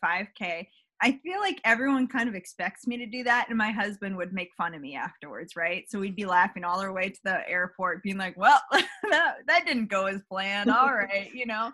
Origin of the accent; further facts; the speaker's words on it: Northern Virginia, United States; now in Midlothian, United States; I live in Midlothian, Virginia now, which is just right outside Richmond. But I grew up in Northern Virginia